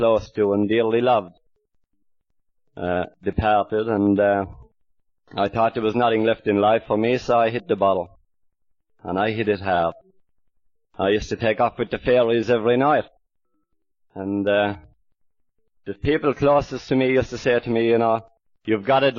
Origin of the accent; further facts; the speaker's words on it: Ireland; now in Australia; I'm more of an Aussie than I am an Irishman. I've been out here about 23 years